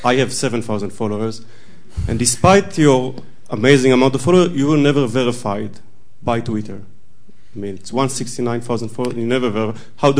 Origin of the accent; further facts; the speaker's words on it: Israel; It's a biblical name. I grew up in Israel.